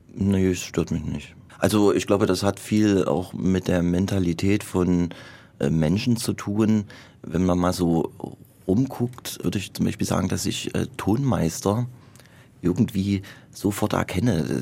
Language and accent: German; Gera, Thuringia, Germany; in meinem Geburtsort Gera